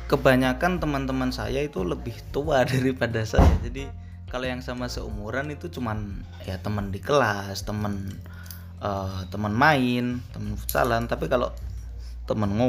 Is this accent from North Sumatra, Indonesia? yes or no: no; Jepara, Central Java, Indonesia; also born or lived in Yogyakarta; iya saya lahir di Jogja tapi sejak umur 3 tahun setelah kakek saya yang di Jepara uh, wafat